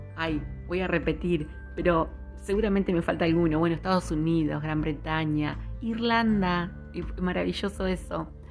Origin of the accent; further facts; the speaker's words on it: Argentina; en mi país, en Argentina